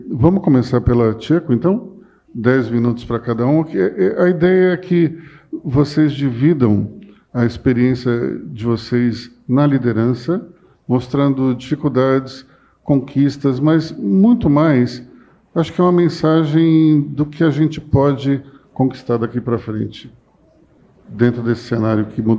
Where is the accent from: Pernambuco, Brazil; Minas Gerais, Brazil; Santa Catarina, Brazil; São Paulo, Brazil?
Pernambuco, Brazil; born there; Eu nasci em Pernambuco. Eu não tenho nenhum sotaque mas as pessoas vêm falar comigo mal de nordestino, direto.